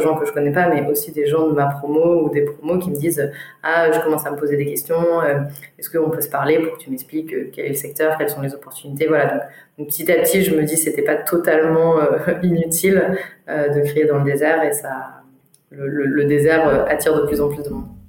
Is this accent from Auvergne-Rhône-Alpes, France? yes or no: yes; Grenoble, Auvergne-Rhône-Alpes, France; moved away as an adult; now in Paris, France; j'ai grandi pendant, pendant 20 ans à Grenoble